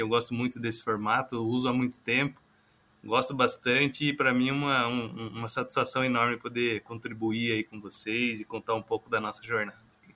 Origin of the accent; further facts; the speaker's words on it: Itapeva, São Paulo, Brazil; Eu que sou é, do interior de São Paulo, sou natural de Itapeva, sudoeste paulista.